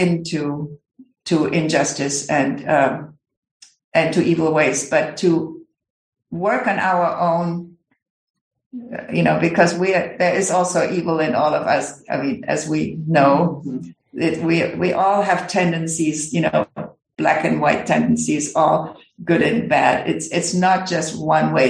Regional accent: Germany; I come from Germany

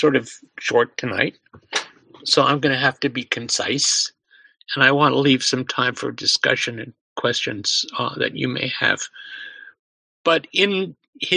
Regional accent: suburbs of New York, United States; a synagogue in my hometown, in the suburbs of New York

